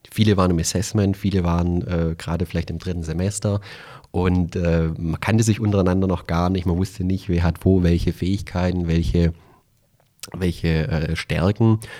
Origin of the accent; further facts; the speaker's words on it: Calw, Baden-Württemberg, Germany; hast du ja gerade schon erwähnt. Ich komme aus der Nähe von Stuttgart, aus dem äh, schönen Kalf, äh, so am Rande des Schwarzwaldes, Hermann Hesse Geburtsstadt.